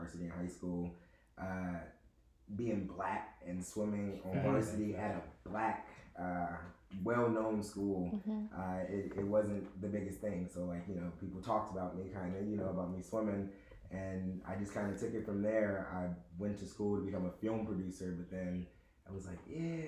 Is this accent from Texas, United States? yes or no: no; Los Angeles, California, United States; moved away as an adult; also born or lived in Baltimore, Maryland; now in Maryland, United States; I'm from California, Los Angeles. Born and raised out there.